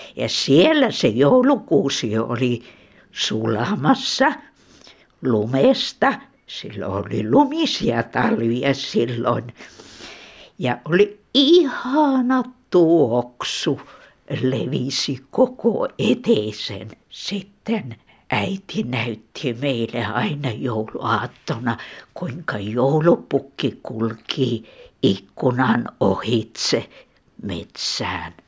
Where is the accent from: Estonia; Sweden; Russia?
Russia; Terijoki, Leningrad Oblast; now in Helsinki, Finland; Minä olen kotoisin Kannakselta, Terjoelta.